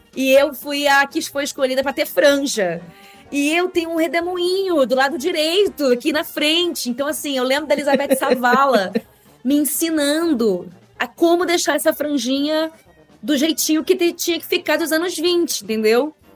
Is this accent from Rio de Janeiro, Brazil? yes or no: yes; Rio de Janeiro, Brazil; moved away as an adult; now in São Paulo, Brazil; eu sou carioca, né? morei a vida inteira no Rio de Janeiro